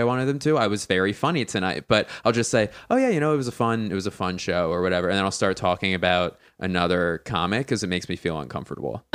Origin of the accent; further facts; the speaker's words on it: Philadelphia, Pennsylvania, United States; now in Los Angeles, United States; I'm from Philly